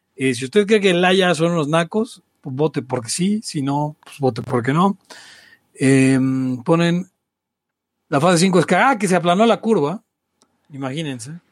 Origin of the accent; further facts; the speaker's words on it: Balbuena, Mexico City, Mexico; soy de Avalbuena